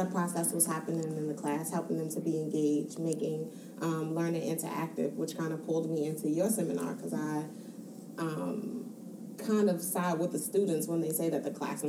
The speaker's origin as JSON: {"language": "English", "town": "Baltimore", "region": "Maryland", "country": "United States", "said": "I'm from Baltimore, Maryland"}